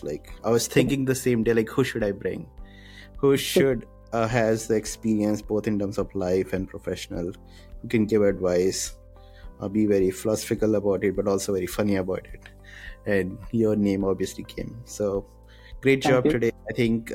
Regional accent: Varanasi, Uttar Pradesh, India; moved away; I come from Varanasi. It's a small town. People don't even leave UP. Most of my relatives are still in Varanasi

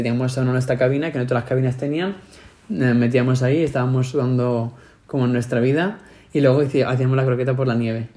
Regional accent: Madrid, Community of Madrid, Spain; accent: Madrid; somos de España

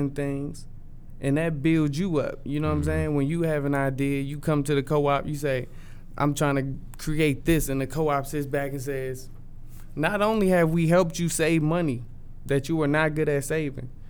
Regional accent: Virginia, United States; I'm from Virginia

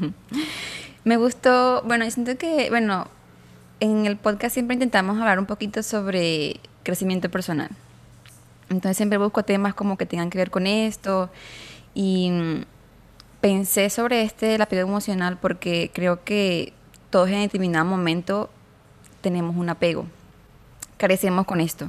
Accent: Venezuela; moved away as an adult; now in Mexico; yo soy de Venezuela, me vine para acá, para México

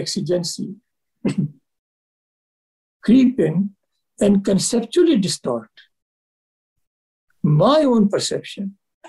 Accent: India; I as an Indian

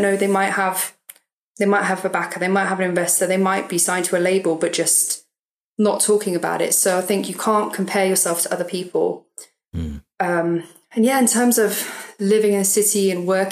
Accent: Swindon, South West England, United Kingdom; also born or lived in Brighton; now in London, United Kingdom; I grew up in Swindon, so around by like Bristol, southwest area.

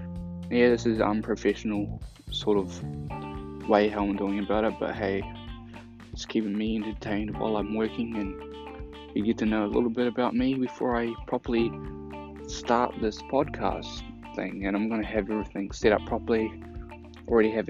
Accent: New Zealand; I'm from New Zealand, and this is a nice country to live

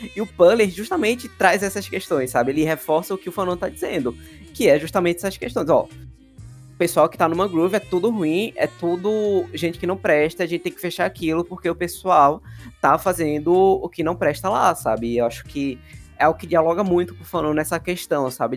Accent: Recife, Pernambuco, Brazil; minha bolha, da Zona Sul de Recife

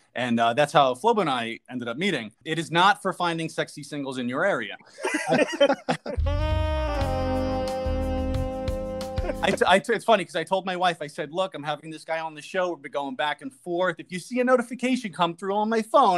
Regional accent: New York City, New York, United States; I was in Sheepshead Bay

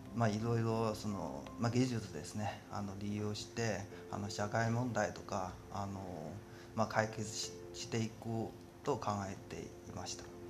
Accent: Tianjin, China; Japanese is a second language; moved away as an adult; also born or lived in Shanghai; now in Japan; 私中国天津で出身で

